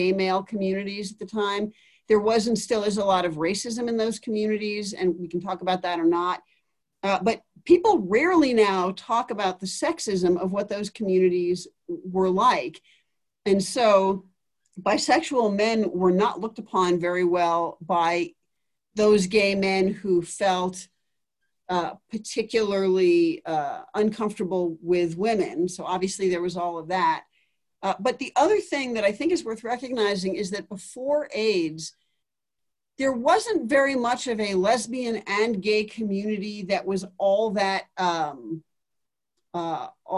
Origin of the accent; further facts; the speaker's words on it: New York City, New York, United States; moved away as an adult; also born or lived in Oberlin, Ohio / Boston / Colorado Springs; I grew up in New York City and was there until I went to college at age 18